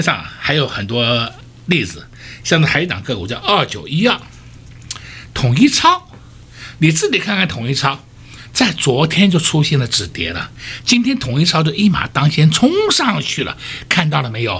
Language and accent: Chinese; Taiwan; 我们台湾人民